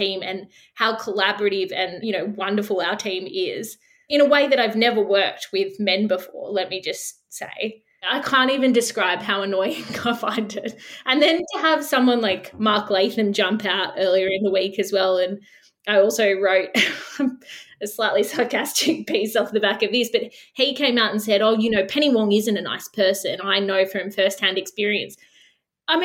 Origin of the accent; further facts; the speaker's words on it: Australia; it's so political and it's so ugly and so low being Australian when you see our politicians act like this.